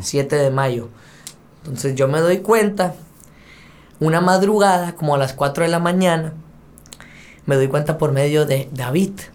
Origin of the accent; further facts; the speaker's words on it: Sonora, Mexico; soy de Sonora y sangre de ella aquí tengo